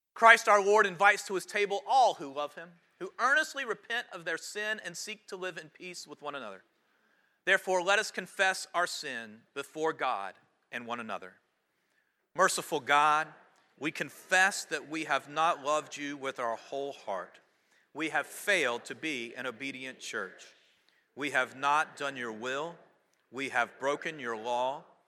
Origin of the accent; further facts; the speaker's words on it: High Point, North Carolina, United States; my hometown